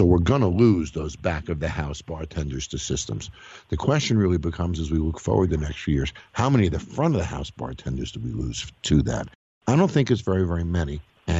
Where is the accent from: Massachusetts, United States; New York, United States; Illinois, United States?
New York, United States; Scarsdale; I was born in Scarsdale